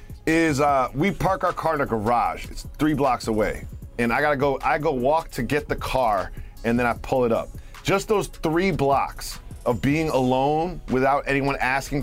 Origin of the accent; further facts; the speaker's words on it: Massachusetts, United States; I grew up in Massachusetts praying to a Larry Bird poster before every basketball game.